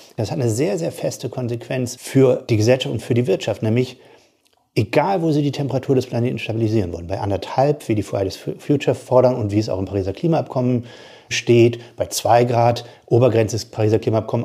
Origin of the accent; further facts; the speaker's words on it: Bremerhaven, Bremen, Germany; Ich komme aus Bremerhaven, ich komme aus der Arbeiterfamilie